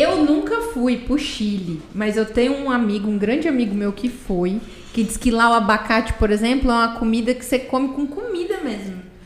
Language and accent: Portuguese; Campo Grande, Mato Grosso do Sul, Brazil; Eu sou uma campo grandense que tive que nascer na Santa Casa, porque tava lotado